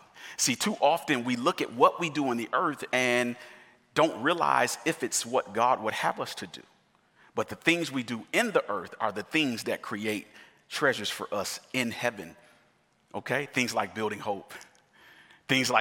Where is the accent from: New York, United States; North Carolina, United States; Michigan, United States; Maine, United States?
Michigan, United States; I'm from Michigan, and the winters are horrible in Michigan